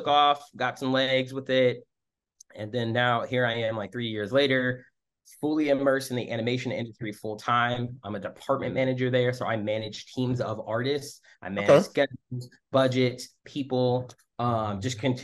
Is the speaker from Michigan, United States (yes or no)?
yes; suburbs of Michigan, United States; moved away as an adult; also born or lived in Washington, District of Columbia, United States; now in Oakland, United States; I was going from Michigan, suburbs of Michigan